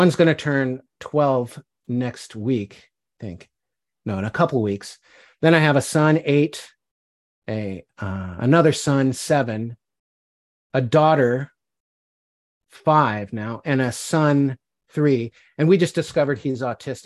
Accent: Aptos, California, United States; also born or lived in Fort Collins, Colorado; I grew up in California. I was born in Colorado, lived there till I was 5, up in the Rockies

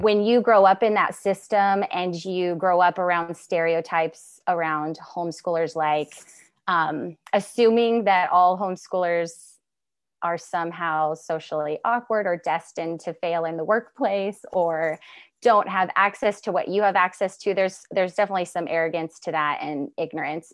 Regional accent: Mount Shasta, California, United States; moved away as an adult; now in Pacific Northwest, United States; I am from Northern California and from the beautiful Mount Shasta, California area.

